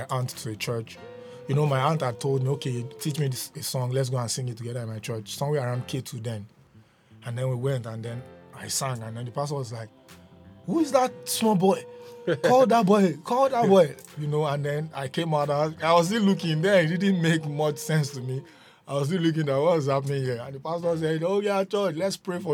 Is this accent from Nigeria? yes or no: yes; Ondo, Nigeria; I'm from Ondo State